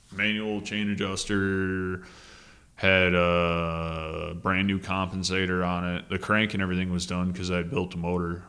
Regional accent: Michigan, United States; moved away; people from my home state up in the U P

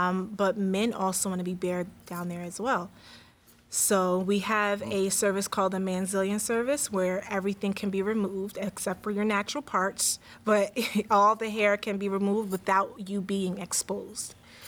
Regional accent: New York, United States; So, when I was raised in New York, but I went to New Jersey to be with my family, and that's where I was at getting my schooling and everything and stuff like that.

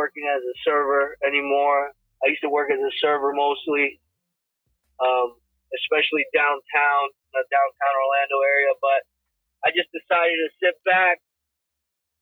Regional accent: Guayaquil, Guayas, Ecuador; also born or lived in Florida, United States; now in United States; I was born in Guayaquil, Ecuador

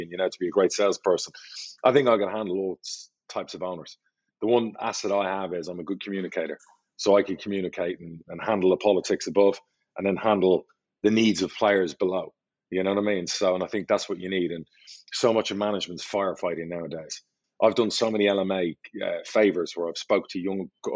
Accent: Ireland; I'm Irish

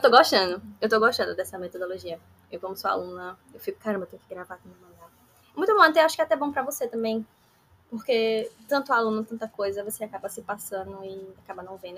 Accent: Aracaju, Sergipe, Brazil; Sou daqui de Aracaju, Sergipe

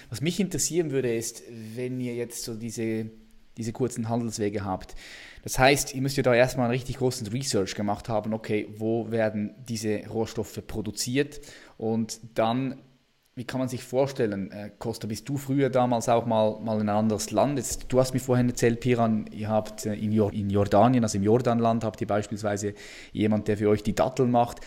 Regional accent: Switzerland; bei uns in der Schweiz

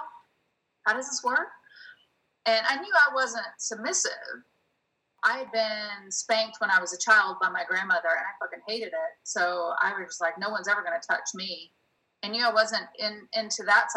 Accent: the South, United States; moved away as an adult; also born or lived in New York; now in Los Angeles, United States; I came from the South

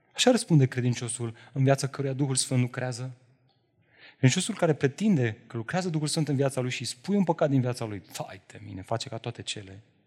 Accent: Romania; Noi, românii, trăim într-o societate și într-o cultură religioasă

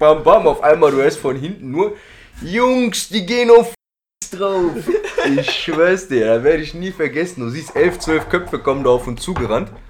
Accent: Duisburg, North Rhine-Westphalia, Germany; also born or lived in Hamburg; ich komme aus Duisburg

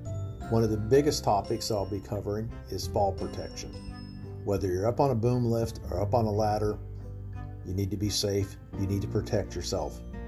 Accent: Charlotte, North Carolina, United States; I'm from Charlotte, North Carolina.

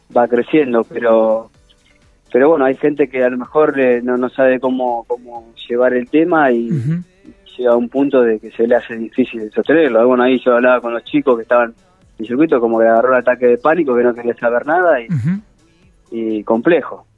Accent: Rufino, Santa Fe, Argentina; moved away; crecí en Rufino

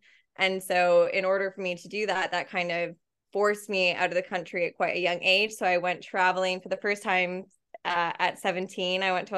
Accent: Canada; And I was basically, it was a place that's really easy for me to get a visa being Canadian, because I can just do a 2-year working holiday really easily.

